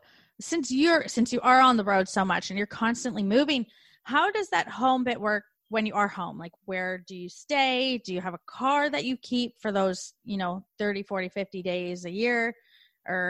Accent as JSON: {"language": "English", "country": "Canada", "moved": "as an adult", "lives_now": "Australia", "said": "I'm Canadian, now living in Australia"}